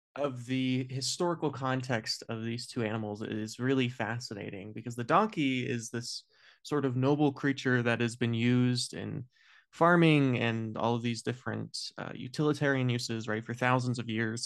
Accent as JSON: {"language": "English", "country": "United States", "said": "as an American"}